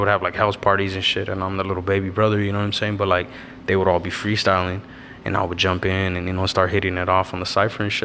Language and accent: English; Avondale, Arizona, United States; I'm from Avondale, Arizona, Dodge City. I pretty much was fucking born and raised in this city